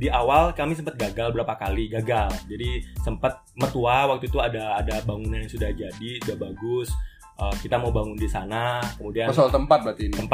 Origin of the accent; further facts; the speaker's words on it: Denpasar, Bali, Indonesia; moved away as an adult; Dari dulu kebetulan saya memang besar di Denpasar, dewasanya di luar Bali.